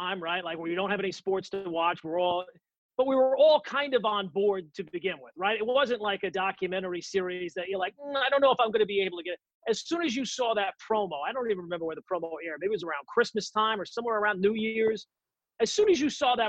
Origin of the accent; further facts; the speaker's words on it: Seaford, New York, United States; also born or lived in Queens, New York; I actually grew up on Long Island. I was born in Queens, 5 years old. I moved out to Long Island. We moved out to Seaford.